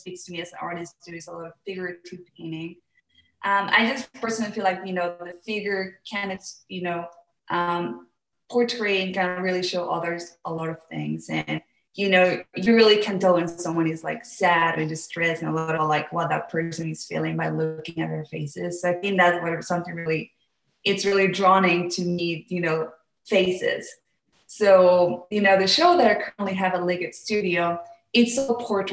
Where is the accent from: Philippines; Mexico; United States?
Mexico; I am from Mexico